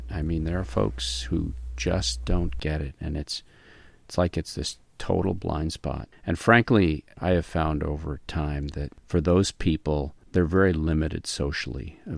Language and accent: English; the South, United States; I'm from the South and we don't knock